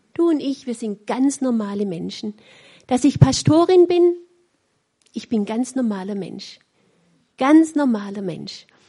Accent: Weinstadt, Baden-Württemberg, Germany; accent: Swabian; Ich spreche ein wunderbares Schwäbisch, weil ich auch in Weinstadt aufgewachsen bin

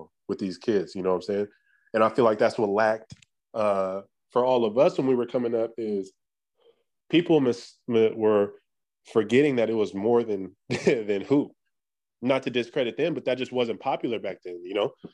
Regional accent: Sacramento, California, United States; I'm born and raised in Sacramento

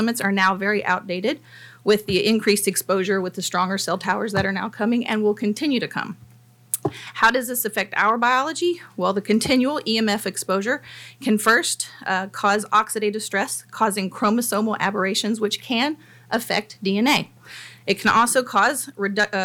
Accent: Nashville, Tennessee, United States; now in Franklin, United States; I am also a native Nashvillian and a resident

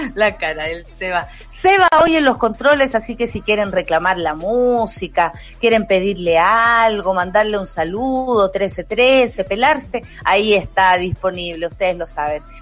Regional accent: Chile; Nosotros somos chilenos

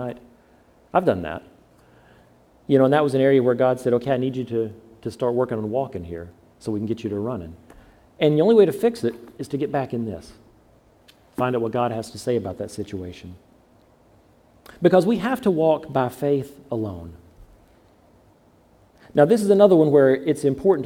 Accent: the South, United States; I'm from the South

